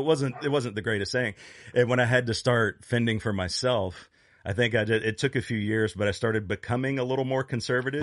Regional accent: Virginia Beach, Virginia, United States; I grew up in Virginia Beach.

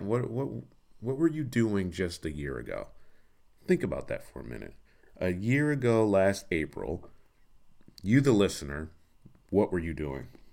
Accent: Detroit, Michigan, United States; also born or lived in Los Angeles; I'm from Detroit

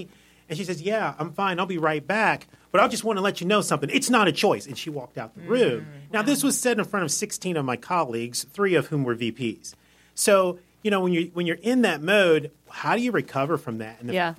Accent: Columbia, Maryland, United States; moved away as an adult; also born or lived in Albany, New York / Jacksonville, Florida; now in Wilmington, United States; I grew up in Columbia, Maryland

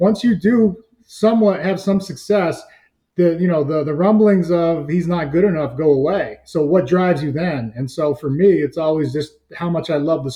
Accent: New England and Massachusetts, United States; moved away as an adult; also born or lived in Southern California / Seattle; my dad played 14 years in the NFL, 13 for the Patriots, which is why I grew up in New England and Massachusetts.

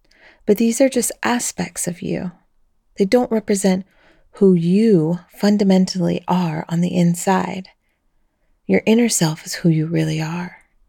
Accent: Ecuador; also born or lived in Colombia / United States; now in Belgium; a single mother of three adult children and a grandma of two. I was born in Colombia 54 years ago, raised in Ecuador and the USA, and I now live in Belgium, the country I call home.

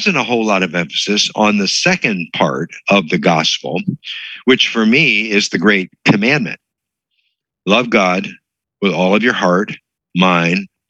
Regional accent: Hershey, Pennsylvania, United States; it was a good Bible teaching church that I grew up in Pennsylvania. If you're familiar with Pennsylvania, the Lancaster, Hershey.

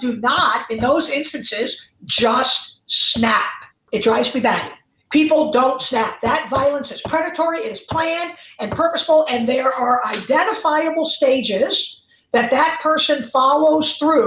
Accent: Chicago, Illinois, United States; moved away; also born or lived in East Coast; I'm from Chicago

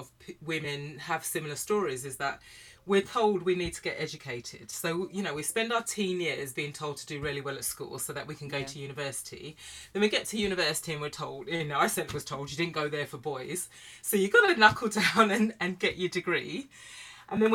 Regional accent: United Kingdom; So I grew up, I'm black British from a Caribbean family.

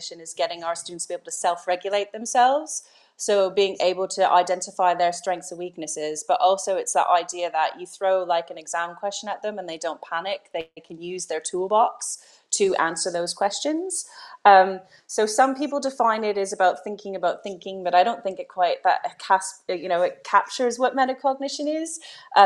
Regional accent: Canada; moved away as an adult; now in United Kingdom; I'm originally from Canada, so I did all my teacher training in Canada

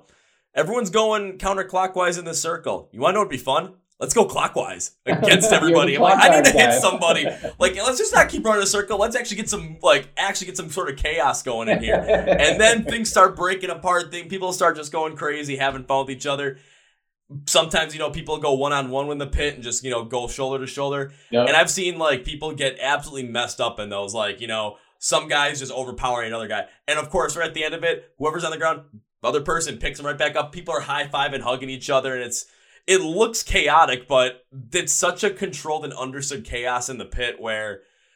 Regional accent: Milwaukee, Wisconsin, United States; I'm in my hometown of Milwaukee

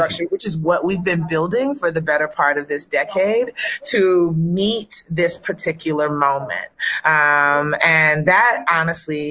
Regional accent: the South, United States; I'm a Southerner. I'm a Southern girl

